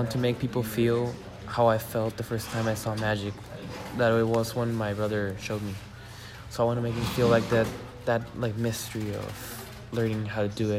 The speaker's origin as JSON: {"language": "English", "town": "San Diego", "region": "California", "country": "United States", "tie": "born there", "said": "I am from San Diego, California, right now. And I live here, so, yeah."}